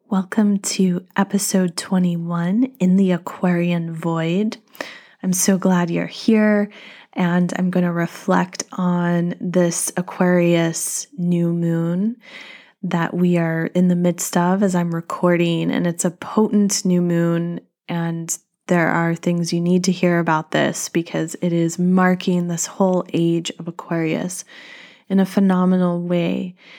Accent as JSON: {"language": "English", "region": "North Carolina", "country": "United States", "tie": "born or raised there", "said": "my home state of North Carolina"}